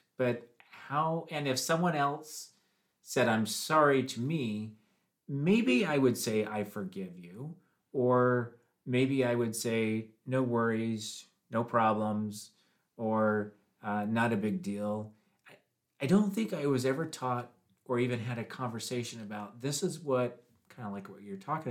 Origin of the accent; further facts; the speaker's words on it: Washington, United States; moved away as an adult; also born or lived in Tennessee; When I turned 19, I moved from Washington State to Tennessee